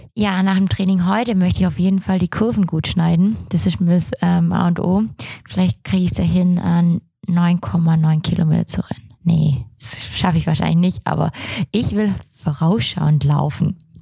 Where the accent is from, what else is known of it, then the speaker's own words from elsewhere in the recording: Swabia, Germany; ich bin Schwabe